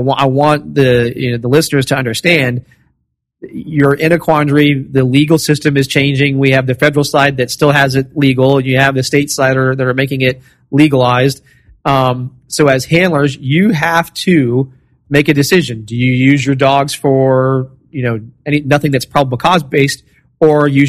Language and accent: English; Florida, United States; I'm from Florida.